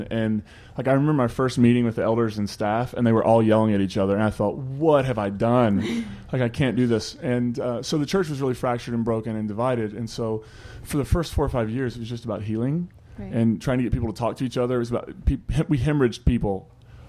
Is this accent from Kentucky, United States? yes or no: yes; Eastern Kentucky, United States; also born or lived in West Virginia; I'm from Eastern Kentucky, West Virginia area